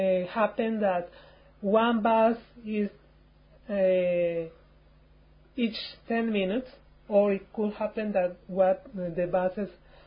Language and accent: English; Colombia; English is a second language; also born or lived in Cali; I'm from Colombia.